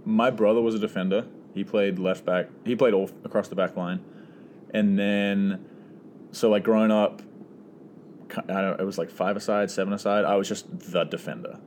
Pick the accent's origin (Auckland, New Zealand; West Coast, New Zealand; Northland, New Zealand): Auckland, New Zealand; moved away as an adult; now in San Diego, United States; originally from New Zealand, um, Auckland, and so grew up there. Lived in the same house my whole life